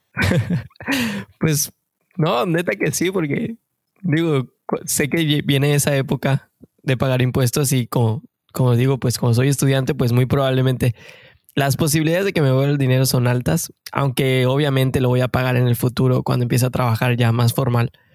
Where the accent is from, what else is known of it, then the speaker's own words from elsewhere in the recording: Mexico; moved away as an adult; now in Canada; somos mexicanos de corazón que venimos en busca de ese famosísimo sueño canadiense